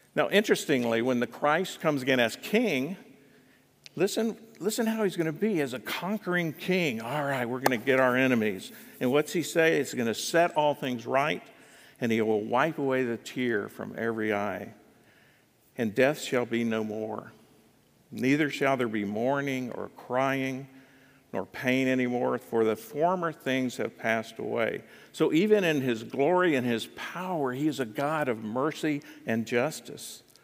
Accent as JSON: {"language": "English", "country": "United States", "said": "I'm an American."}